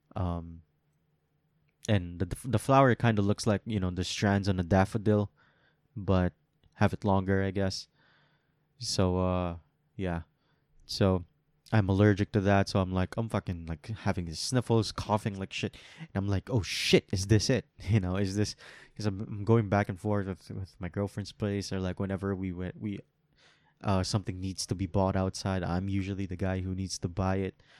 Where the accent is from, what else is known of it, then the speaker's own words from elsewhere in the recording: Philippines; I can say this as a Filipino